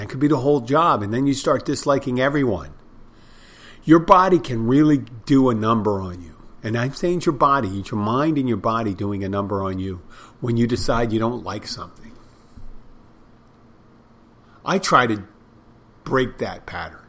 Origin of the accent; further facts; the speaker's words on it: Philadelphia, Pennsylvania, United States; I'm from Philadelphia